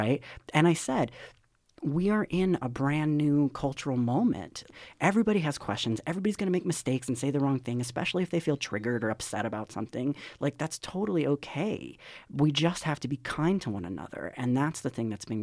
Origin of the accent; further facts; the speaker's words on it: Charlotte, North Carolina, United States; moved away; I'm from Charlotte, North Carolina